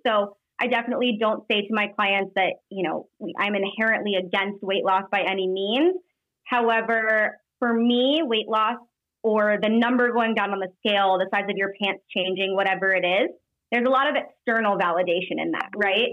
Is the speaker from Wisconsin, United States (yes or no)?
no; Iowa, United States; moved away as an adult; also born or lived in Denver, Colorado; We lived in Denver for three years, but we were born and raised in Iowa